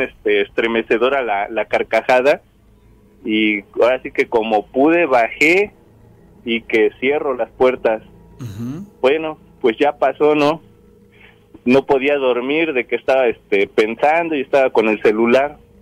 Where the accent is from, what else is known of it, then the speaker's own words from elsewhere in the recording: Orizaba, Veracruz, Mexico; soy de aquí de Orizaba, Veracruz